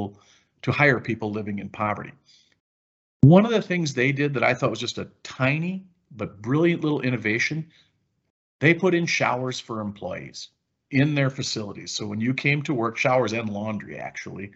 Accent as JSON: {"language": "English", "region": "Wisconsin", "country": "United States", "said": "I'm from Wisconsin"}